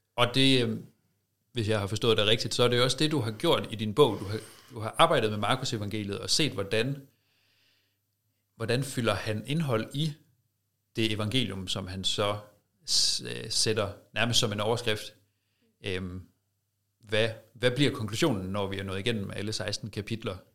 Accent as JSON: {"language": "Danish", "country": "Denmark"}